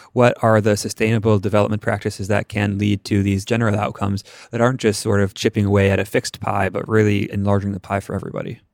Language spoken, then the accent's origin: English; Bethesda, Maryland, United States; I grew up in Bethesda